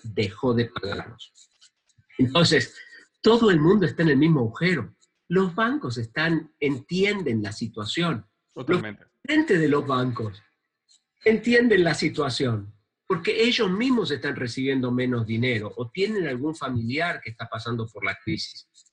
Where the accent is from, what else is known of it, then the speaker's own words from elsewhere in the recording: Argentina; en mi país